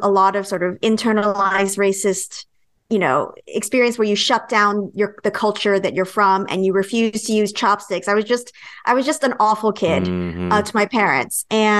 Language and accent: English; the Bay Area, California, United States; first language Cantonese; English is a second language; I'm from the Bay Area. I was born and raised there. Cantonese was actually my first language.